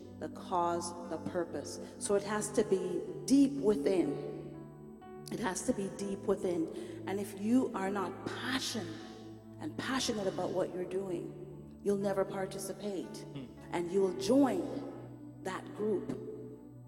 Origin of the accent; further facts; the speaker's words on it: Jamaica; moved away; We have a saying back home. I'm Jamaican